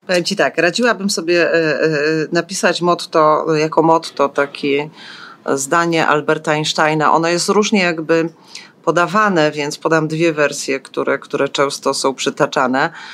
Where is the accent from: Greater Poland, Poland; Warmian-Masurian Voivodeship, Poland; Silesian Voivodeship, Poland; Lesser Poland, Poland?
Silesian Voivodeship, Poland; also born or lived in eastern Poland (ancestry); now in Kraków, Poland; Z pochodzenia jestem ze wschodu, z urodzenia ze Śląska, a tylko z wyboru Krakus.